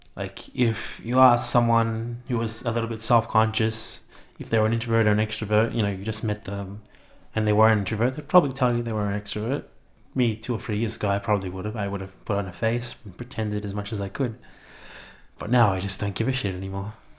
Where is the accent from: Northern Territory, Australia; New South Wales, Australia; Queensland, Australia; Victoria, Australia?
Victoria, Australia; Melbourne; moved away as an adult; now in Canberra, Australia; I'm from Melbourne, I lived there all my life and I just moved to Canberra about three weeks ago.